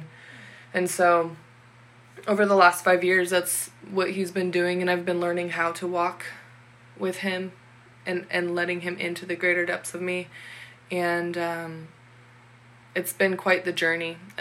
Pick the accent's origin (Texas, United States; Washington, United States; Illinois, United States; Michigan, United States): Washington, United States; I had just moved from my hometown that I lived in since I was in third grade, so most of my life. And I had moved all the way across Washington to a brand new town